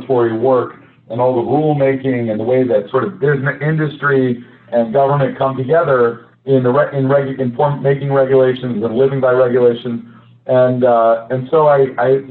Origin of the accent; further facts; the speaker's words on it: Midwest, United States; I grew up in the Midwest